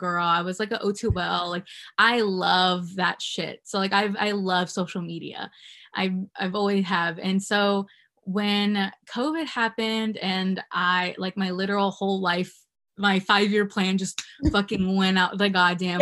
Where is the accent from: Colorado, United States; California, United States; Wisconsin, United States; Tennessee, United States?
California, United States; also born or lived in Virginia; I was born in Virginia and then I moved to California when I was like 10. And then I've stayed here forever because I love it here